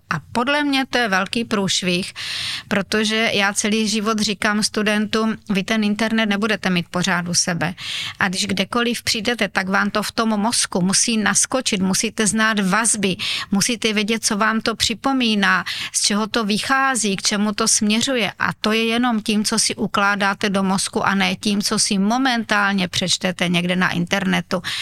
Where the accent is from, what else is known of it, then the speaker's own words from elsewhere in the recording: Uherský Brod, Zlín Region, Czechia; narodila jsem se tam, kde většina obyvatel Slovácka, to znamená nemocnice Uherské hradiště, ale jinak eh, celý můj život je spojený právě s Uherským Brodem